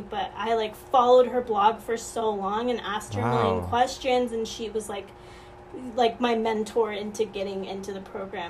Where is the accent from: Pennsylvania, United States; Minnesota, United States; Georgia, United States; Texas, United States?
Georgia, United States; Atlanta; moved away as an adult; also born or lived in Orlando, Florida; now in New York City, United States; I'm from Atlanta, Georgia